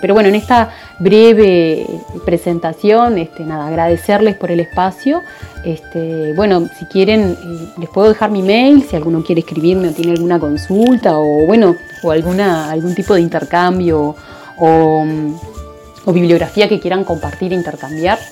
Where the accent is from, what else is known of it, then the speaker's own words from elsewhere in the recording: Uruguay; soy psicóloga uruguaya